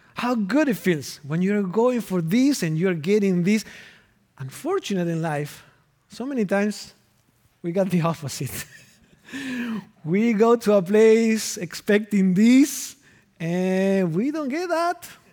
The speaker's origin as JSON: {"language": "English", "country": "Argentina", "moved": "as an adult", "lives_now": "Minnesota, United States", "said": "I am originally from Argentina, and I've been in Minnesota from two thousand and three, so it has been twenty winters."}